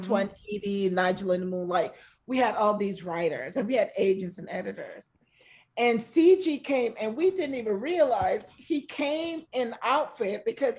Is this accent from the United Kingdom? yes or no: no; Jamaica; now in United States; I grew up on an island. I grew up in Jamaica